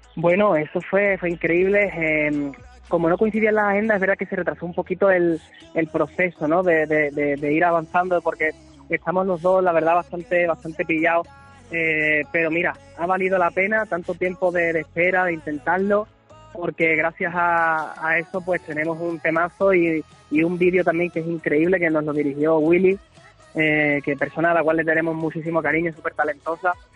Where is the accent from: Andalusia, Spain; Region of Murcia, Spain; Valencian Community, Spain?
Andalusia, Spain; hablar con la gente de, mi tierra